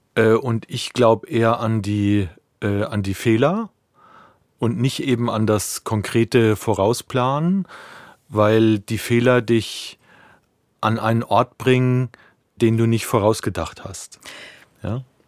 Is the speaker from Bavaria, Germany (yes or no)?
yes; Ostheim, Bavaria, Germany; moved away as an adult; now in Berlin, Germany; ich komme ursprünglich aus der Rhön, das ist äh, das letzte Eck von Bayern, von Unterfranken